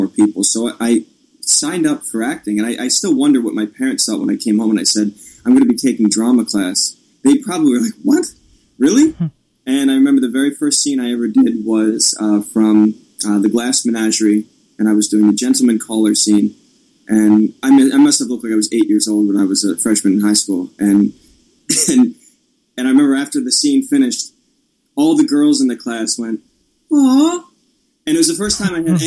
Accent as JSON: {"language": "English", "town": "Annapolis", "region": "Maryland", "country": "United States", "tie": "born or raised there", "said": "I grew up around Annapolis and I'd always been there."}